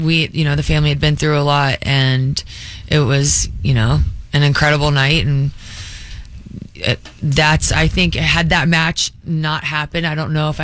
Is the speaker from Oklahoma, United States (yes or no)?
no; Charlotte, North Carolina, United States; I grew up in Charlotte.